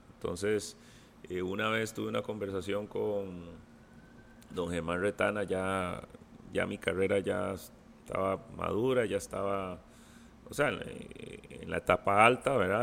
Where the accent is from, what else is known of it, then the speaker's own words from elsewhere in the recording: Costa Rica; soy de Costa Rica